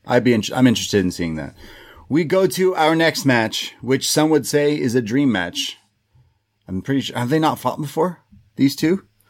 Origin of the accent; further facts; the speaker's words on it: Toronto, Ontario, Canada; we're from Toronto